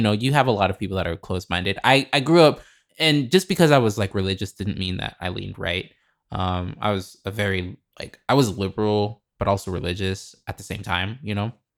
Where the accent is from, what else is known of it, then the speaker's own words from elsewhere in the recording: Lincoln, Nebraska, United States; moved away; also born or lived in Chicago; I'm from Lincoln, Nebraska